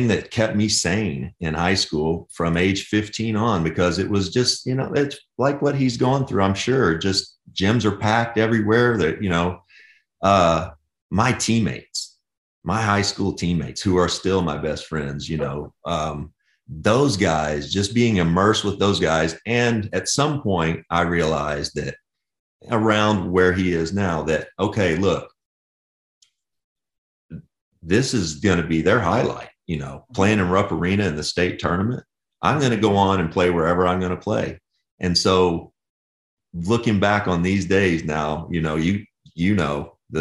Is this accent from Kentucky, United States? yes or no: yes; Kentucky, United States; We grew up in Kentucky and Georgia